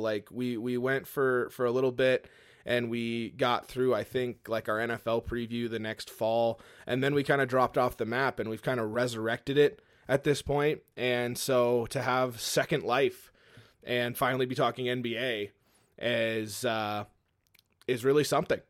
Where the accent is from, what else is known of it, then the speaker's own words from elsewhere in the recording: Fresno, California, United States; now in Montana, United States; we grew up in California, originally from the Fresno area down in California. That's where I'm originally from